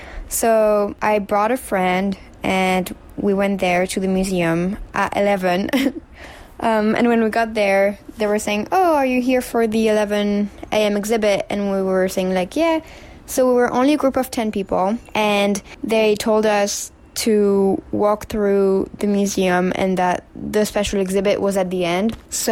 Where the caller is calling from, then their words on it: New York, United States; Hi, Upside Down Podcast. … I'm sending this from New York.